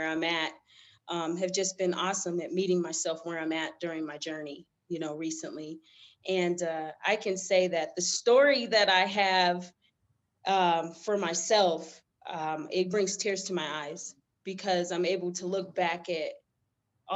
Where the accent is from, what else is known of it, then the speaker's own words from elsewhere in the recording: Denver, Colorado, United States; I'm from Denver, Colorado.